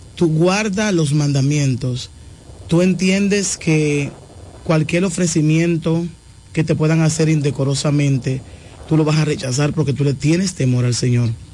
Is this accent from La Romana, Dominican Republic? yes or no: yes; La Romana, Dominican Republic; also born or lived in Bávaro; yo soy de aquí de La Romana, pero estaba viviendo en Bávaro por un tiempo.